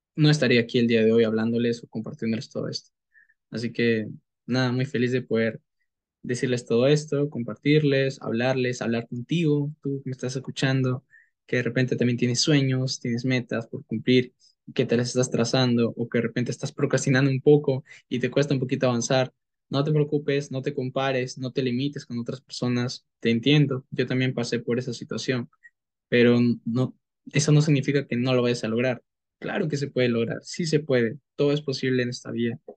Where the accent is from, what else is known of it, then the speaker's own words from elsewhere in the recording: Peru; soy de Perú y soy marketer profesional